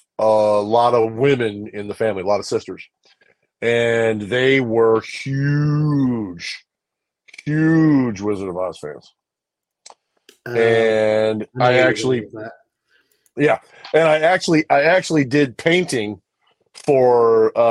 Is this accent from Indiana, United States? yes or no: yes; Indiana, United States; now in Kansas, United States; I am originally from Indiana